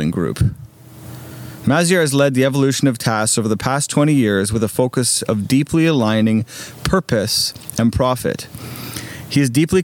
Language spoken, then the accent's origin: English; Toronto, Ontario, Canada; I grew up around Bayview and Finch area, between Steeles and Finch, off in Bayview